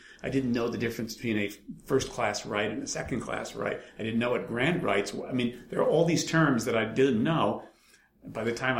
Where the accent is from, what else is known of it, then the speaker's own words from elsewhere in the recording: New York, United States; The fact is that I grew up in New York and loved the theater and always wanted to be part of it.